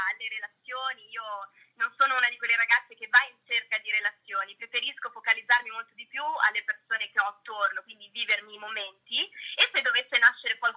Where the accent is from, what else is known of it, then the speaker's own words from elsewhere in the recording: Lombardy, Italy; Esatto, in due zone diverse, ma sì, entrambe fuori Milano.